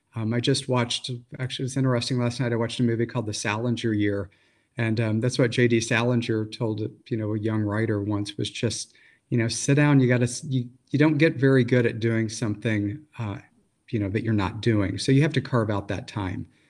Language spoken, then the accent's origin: English; Missouri Ozarks, United States; moved away; also born or lived in Michigan; I grew up in the Missouri Ozarks before I moved to Michigan